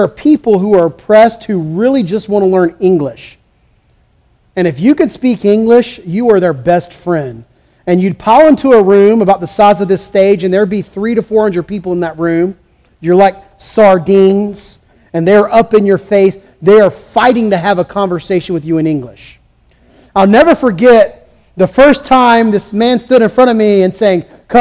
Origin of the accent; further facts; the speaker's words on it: the South, United States; also born or lived in California; as a Southerner